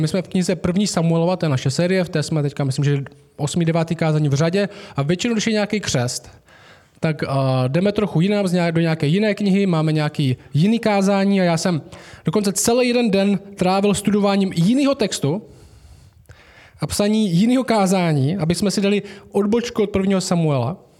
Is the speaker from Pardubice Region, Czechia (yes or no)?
no; Šumperk, Olomouc Region, Czechia; Já jsem vyrostl v Temenici